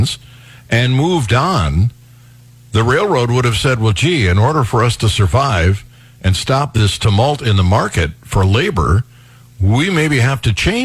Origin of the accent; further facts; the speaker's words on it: Cleveland, Ohio, United States; moved away as an adult; now in Missouri, United States; I was born and raised in Cleveland